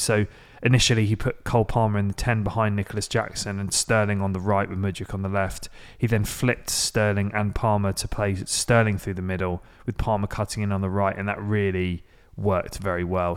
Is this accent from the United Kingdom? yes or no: yes; England, United Kingdom; now in Nashville, United States; as an English person